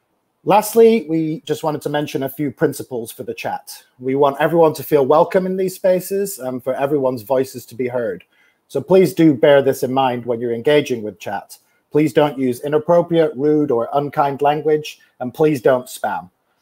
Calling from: Washington, District of Columbia, United States; And I'm joining you from Washington, DC.

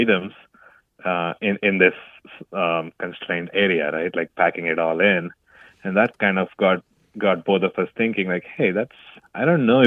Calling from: Gaffney, South Carolina, United States; I'm calling from Gaffney, South Carolina.

